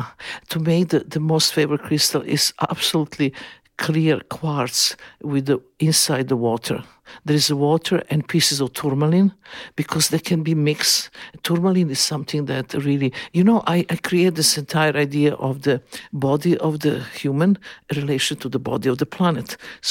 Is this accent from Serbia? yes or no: yes; Serbia; born there; English is a second language; I always feel that I was born in Yugoslavia, but some kind of mistake with the parents I was born.